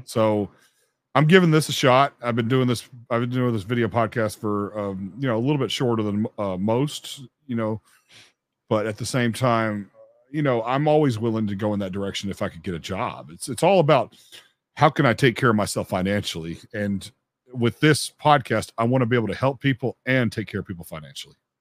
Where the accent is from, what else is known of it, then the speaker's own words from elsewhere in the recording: Memphis, Tennessee, United States; I'm from Memphis, Tennessee